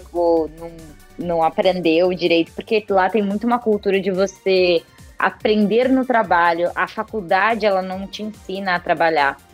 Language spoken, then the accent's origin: Portuguese; Brazil; now in Japan